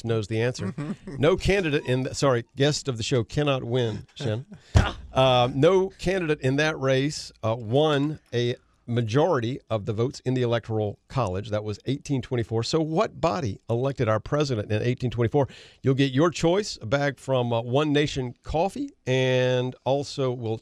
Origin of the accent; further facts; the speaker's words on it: Conway, South Carolina, United States; I grew up in Conway.